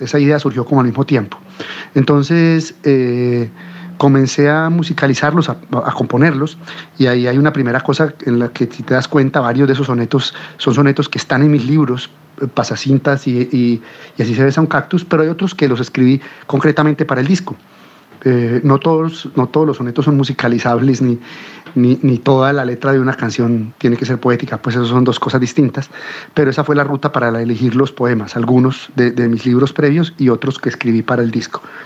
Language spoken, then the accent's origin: Spanish; Colombia; also born or lived in Cuba; las sonoridades del tango, que son las sonoridades con las que yo crecí en mi pueblo